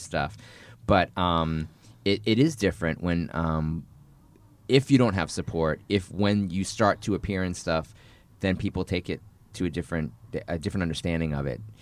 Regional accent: north of Boston, Massachusetts, United States; I grew up in Boston, in, uh, north of Boston

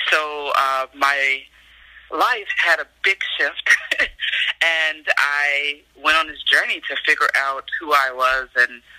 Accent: Chicago, Illinois, United States; moved away as an adult; I'm from Chicago, born and raised

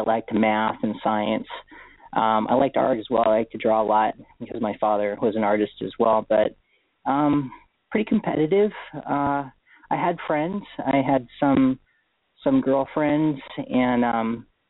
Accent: Honolulu, Hawaii, United States; moved away; I was born in Honolulu, Hawaii. So I was born and raised there on Oahu.

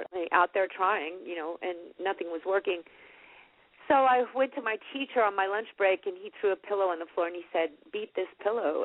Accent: Fort Worth, Texas, United States; I grew up in Fort Worth

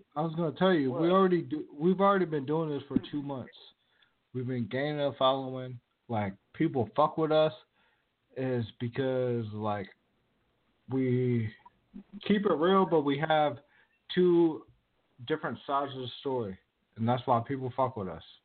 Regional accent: Virginia, United States; now in West Coast, United States; I'm from Virginia

